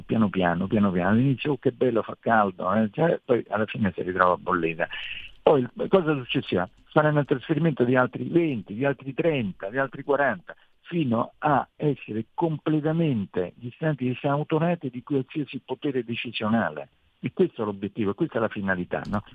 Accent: Italy; noi italiani

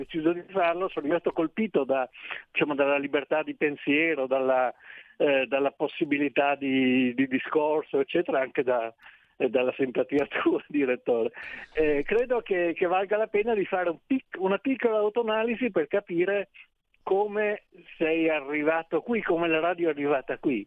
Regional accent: Trieste, Friuli-Venezia Giulia, Italy; io sono di Trieste

